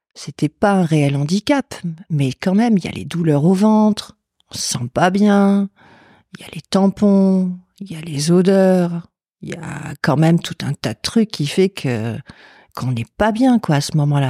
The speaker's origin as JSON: {"language": "French", "town": "Lille", "region": "Hauts-de-France", "country": "France", "said": "c'est du Nord parce que je suis de Lille"}